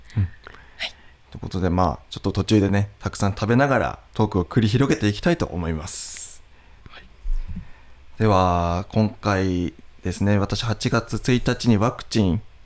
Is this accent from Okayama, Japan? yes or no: no; Nishiwaga, Iwate, Japan; ふるさとの味